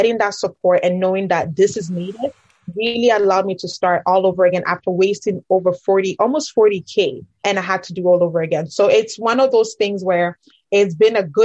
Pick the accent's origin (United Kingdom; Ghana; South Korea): Ghana; moved away; I'm originally from Ghana